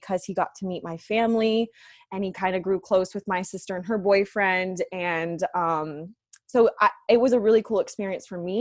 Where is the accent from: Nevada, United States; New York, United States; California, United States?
Nevada, United States; Las Vegas; I am from Las Vegas, Nevada. I was born and raised here